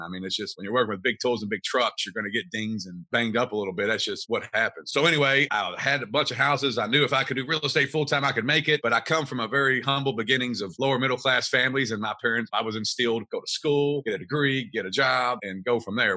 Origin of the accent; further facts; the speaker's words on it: Kentucky, United States; I'm from Kentucky.